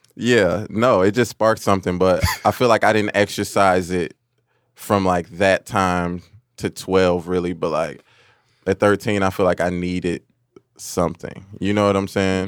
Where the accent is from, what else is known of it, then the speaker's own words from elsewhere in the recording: Hillside, Illinois, United States; also born or lived in Chicago, Illinois / Montgomery, Illinois; We moved further west to Hillside